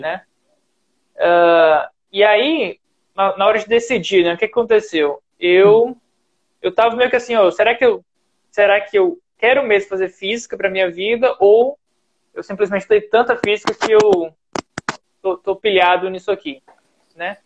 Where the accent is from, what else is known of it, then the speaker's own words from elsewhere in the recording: Ceará, Brazil; eu sou do Ceará